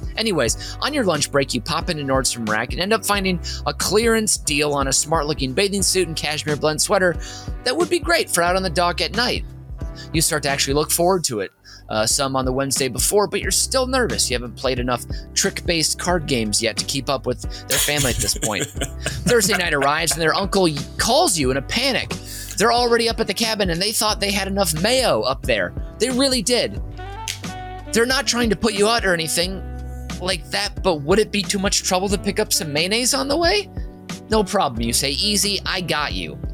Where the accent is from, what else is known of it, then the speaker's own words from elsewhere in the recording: St. Paul, Minnesota, United States; I'm from Minnesota, by the way, St. Paul, Minnesota, born and raised